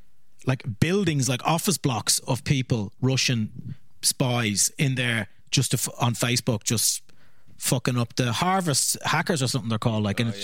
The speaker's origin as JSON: {"language": "English", "country": "Ireland", "said": "Because like I think the first time as an Irish comedian when you go to England's a really tough gig."}